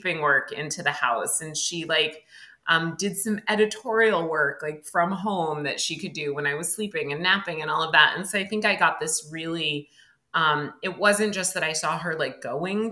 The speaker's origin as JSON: {"language": "English", "region": "Connecticut", "country": "United States", "tie": "born or raised there", "also_born_or_lived": "New York", "moved": "as an adult", "lives_now": "Philadelphia, United States", "said": "I actually lived in Connecticut until I was in my 20s. I grew up in Connecticut"}